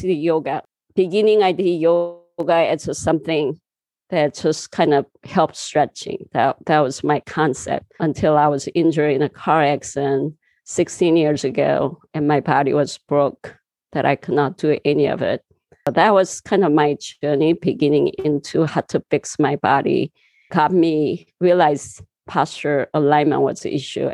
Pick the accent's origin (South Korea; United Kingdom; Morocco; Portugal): South Korea; southern Korea; English is a second language; moved away as an adult; also born or lived in California; now in United States; I was born in Korea, southern part of a little town. And, you know, I just grew up very natural, neural